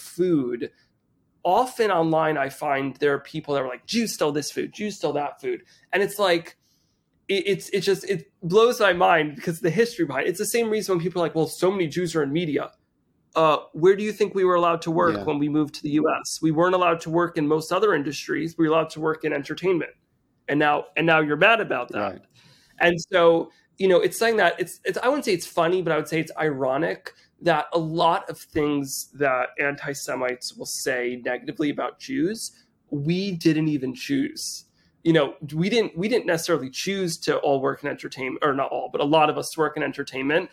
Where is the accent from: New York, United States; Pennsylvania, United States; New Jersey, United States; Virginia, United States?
New Jersey, United States; Teaneck; I grew up in Teaneck, New Jersey, in a mostly Ashkenazi Jewish community